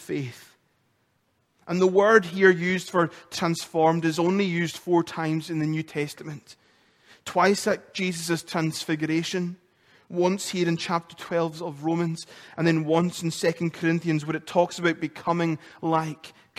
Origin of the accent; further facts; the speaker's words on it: Lewis, Scotland, United Kingdom; accent: Lewis; moved away; my accent, my Lewis accent gets so much more stronger when I come off the phone to another islander or I've spent time in Lewis